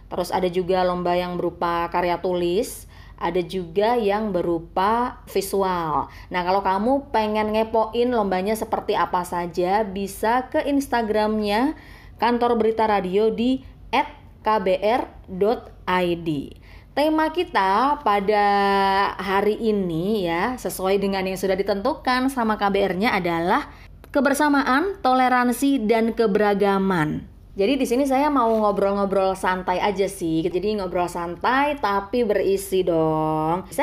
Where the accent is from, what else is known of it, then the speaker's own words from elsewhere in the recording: Kudus, Central Java, Indonesia; born there; aku lahir di Kudus Jawa Tengah hmm. terus bapakku pindah ke Jawa Barat ya kan eh, di Jawa